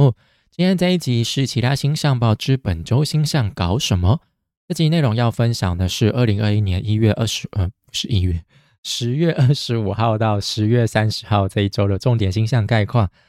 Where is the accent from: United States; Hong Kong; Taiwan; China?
Taiwan; born there; 我还是真的很庆幸我是生在台湾。我们台湾真的是跟其他国家比起来，真的是幸运很多了。